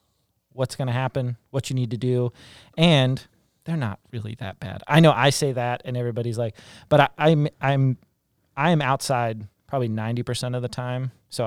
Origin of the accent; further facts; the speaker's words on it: West Virginia, United States; It was the deer tick, not the, because I grew up in West Virginia.